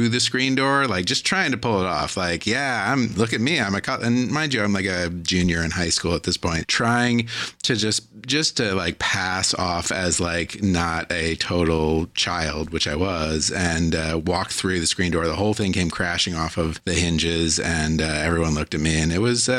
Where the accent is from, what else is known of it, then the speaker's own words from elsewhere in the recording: Virginia, United States; In Virginia, I grew up in Virginia